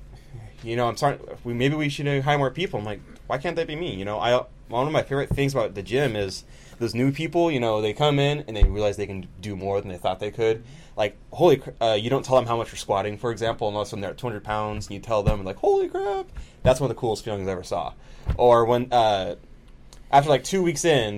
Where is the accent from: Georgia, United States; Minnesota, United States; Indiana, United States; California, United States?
California, United States; Rio Vista; I'm from Rio Vista